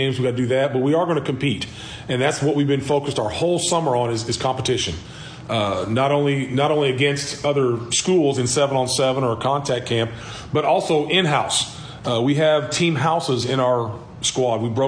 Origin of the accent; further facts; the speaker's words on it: Cape Girardeau, Missouri, United States; moved away as an adult; also born or lived in Middle Tennessee; now in Fredericktown, United States; graduated from Cape. I was from Cape.